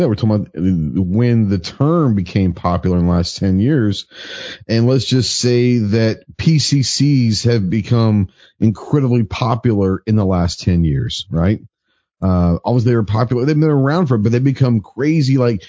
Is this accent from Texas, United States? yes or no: yes; Dallas, Texas, United States; when I grew up in Dallas